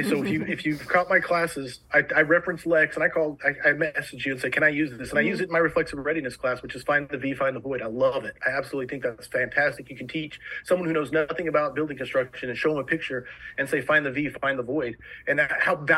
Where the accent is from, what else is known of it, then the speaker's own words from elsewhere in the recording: Moore, Oklahoma, United States; I grew up in Moore. I know Moore.